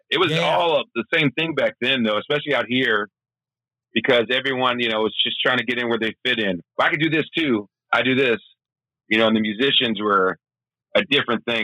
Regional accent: Memphis, Tennessee, United States; I agree. I mean, growing up in Memphis, I was doing comedy.

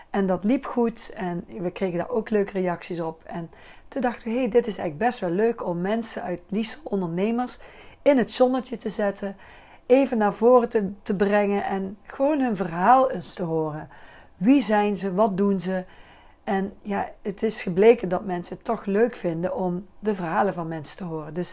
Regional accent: Bakel, North Brabant, Netherlands; now in Liessel, Netherlands; Ik woon al 34 jaar in Liesel. Ik kom uit Bakel.

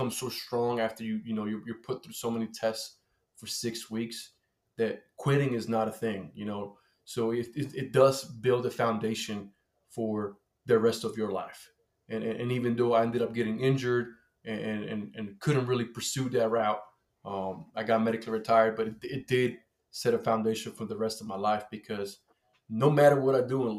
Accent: Colombia; now in United States; I grew up in Colombia

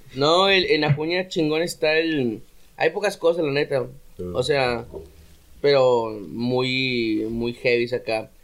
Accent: Ciudad Acuña, Coahuila, Mexico; moved away; yo no me di cuenta que era muy de Acuña hasta que salí de Acuña

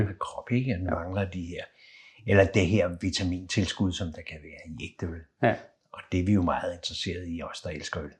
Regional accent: Copenhagen, Capital Region of Denmark, Denmark; Jeg er født lige ved Carlsberg øh, i Valby

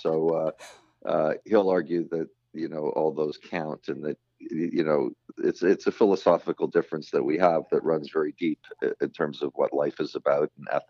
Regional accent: Canada; Being Canadian, well, you know, there's many explanations for why Canadians in the realm of comedy have done so well.

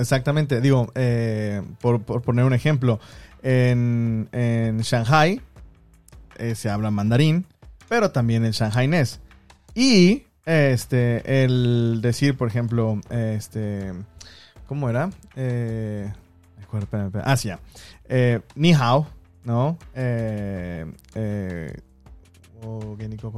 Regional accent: Mexico; also born or lived in Guangdong, China; now in China; soy mexicano.

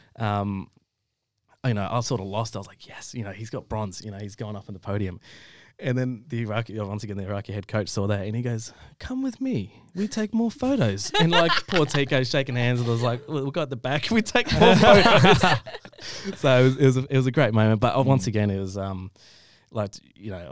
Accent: Perth, Western Australia, Australia; also born or lived in Egypt (ancestry); I'm from Australia.

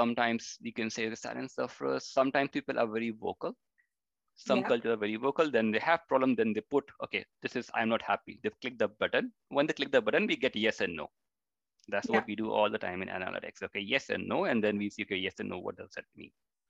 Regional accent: India; which was like totally new to me, because I came from India.

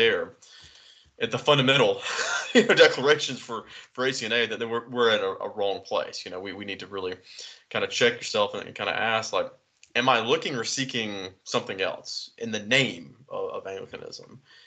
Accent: United States; I'm an American

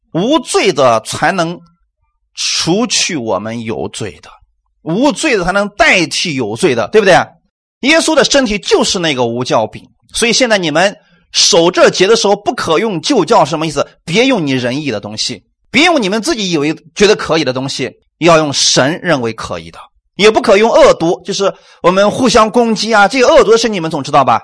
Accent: China; 我们中国人

